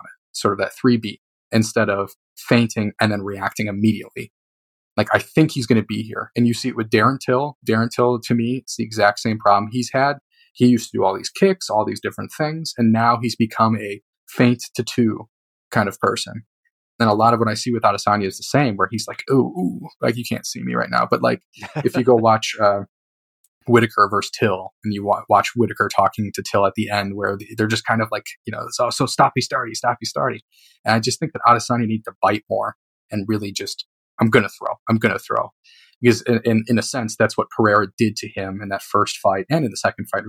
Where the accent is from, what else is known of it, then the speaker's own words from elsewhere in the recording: Chicago, Illinois, United States; I'm from Chicago